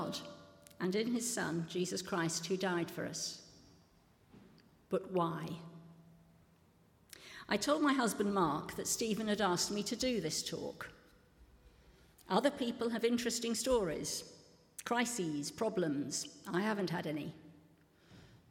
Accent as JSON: {"language": "English", "town": "Pinner", "region": "London", "country": "United Kingdom", "tie": "born or raised there", "said": "I grew up in Pinner, northwest London"}